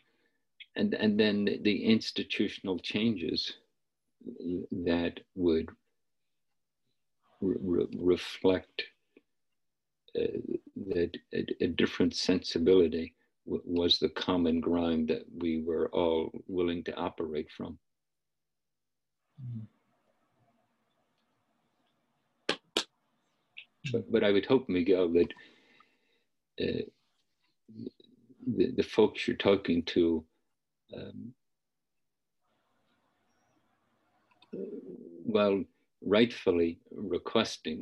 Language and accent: English; Northern Ireland, United Kingdom; now in United States; I didn't grow up in the United States. I grew up in Northern Ireland